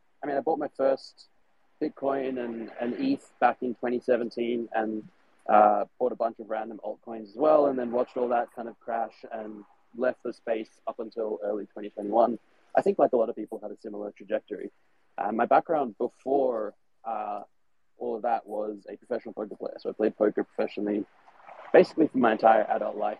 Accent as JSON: {"language": "English", "country": "Australia", "moved": "yes", "lives_now": "Germany", "said": "So I'm living in Germany at the moment, but I'm from Australia."}